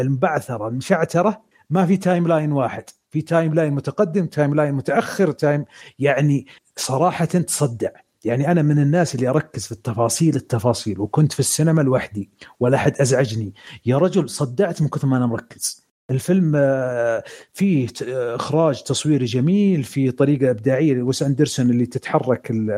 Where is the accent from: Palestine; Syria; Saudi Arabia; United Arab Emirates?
Saudi Arabia; عندنا في السعوديه